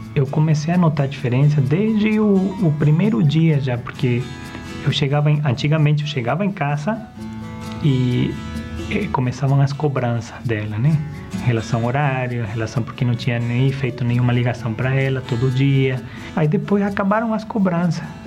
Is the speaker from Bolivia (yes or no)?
yes; Bolivia; eu fui criado numa cidade na Bolívia bem pequena